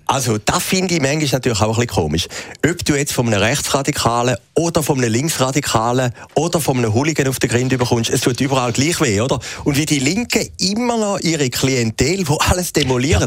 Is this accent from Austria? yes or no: no; Schaffhausen, Switzerland; Die, äh, Uhrenfabrik aus meiner Heimatstadt im Norden von der Schweiz